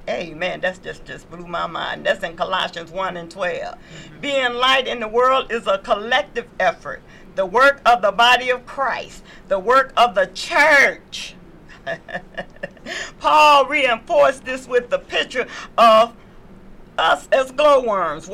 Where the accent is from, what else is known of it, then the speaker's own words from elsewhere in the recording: the South, United States; moved away; I come from the South